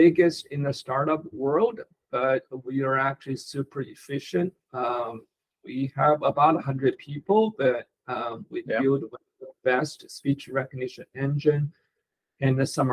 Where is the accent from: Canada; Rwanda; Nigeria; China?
China; Beijing; moved away as an adult; also born or lived in Stanford, California / Palo Alto, California / Mountain View, California; now in United States; I was born in Beijing, China. I grew up there, studied computer science in college. Then I came to America in 1991.